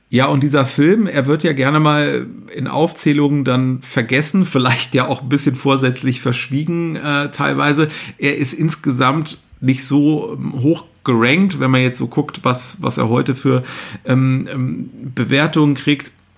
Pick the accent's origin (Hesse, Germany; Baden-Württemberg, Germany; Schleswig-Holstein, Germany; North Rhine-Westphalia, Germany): North Rhine-Westphalia, Germany; Cologne; ich ja als, äh, gebürtiger Kölner